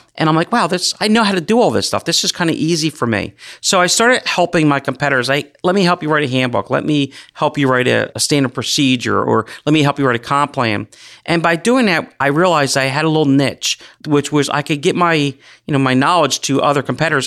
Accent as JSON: {"language": "English", "area": "Gloucester County", "region": "New Jersey", "country": "United States", "tie": "born or raised there", "said": "I grew up right here in Gloucester County"}